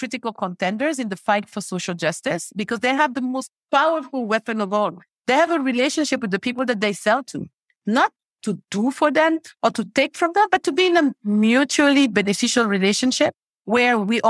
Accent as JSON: {"language": "English", "country": "Mali", "also_born_or_lived": "over 20 countries", "said": "But, you know, I'm originally from Mali. I grew up in over 20 countries around the world, and I do consider myself a global citizen."}